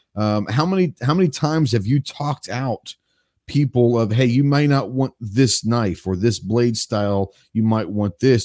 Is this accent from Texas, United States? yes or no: yes; Dallas, Texas, United States; now in Arkansas, United States; I grew up in Dallas